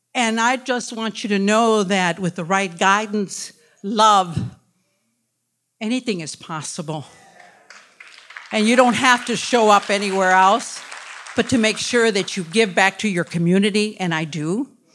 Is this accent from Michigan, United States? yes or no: yes; Detroit, Michigan, United States; I was born in Detroit, born and raised in Detroit